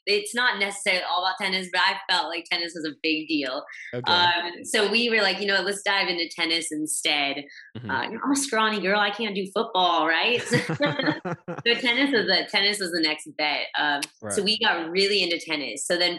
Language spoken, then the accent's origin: English; Texas, United States; I've moved around a lot. I grew up in Texas and moved at least 6 times throughout just childhood alone.